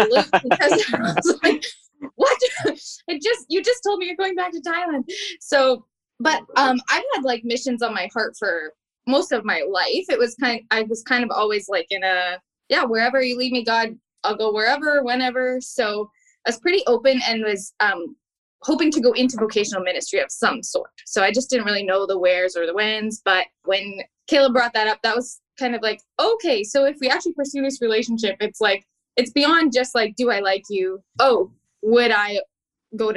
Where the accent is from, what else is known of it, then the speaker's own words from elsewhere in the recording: Abbotsford, British Columbia, Canada; also born or lived in Manitoba; I'm from Abbotsford